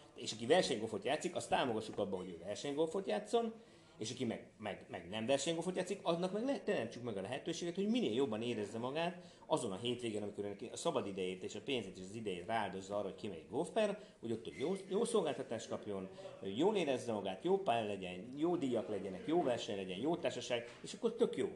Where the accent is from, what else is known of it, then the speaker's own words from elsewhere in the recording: Tihany, Veszprém County, Hungary; also born or lived in Budapest; now in Tihany, Hungary; én ugye Tihanyba születtem, tehát én oda valósi vagyok, aztán fölköttem Pestre